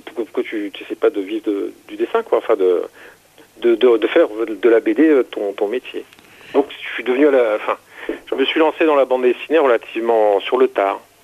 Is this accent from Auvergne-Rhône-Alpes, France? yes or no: no; Seine-Saint-Denis, Île-de-France, France; moved away as an adult; also born or lived in Paris; now in Lot, France; je suis né à Paris en 1972. Euh, j'ai jamais vraiment vécu à Paris. Euh, en fait, j'ai passé mes euh, quasiment mes 30 premières années dans le 93 en Seine-Saint-Denis.